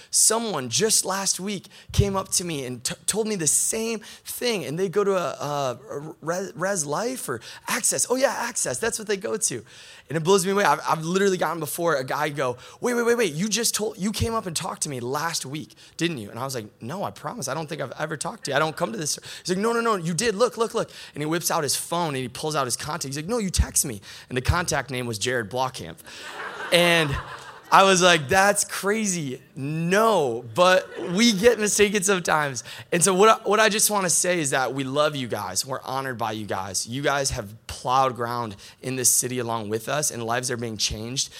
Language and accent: English; Michigan, United States; also born or lived in Grand Rapids, Michigan; I'm from Michigan, but live here in Grand Rapids now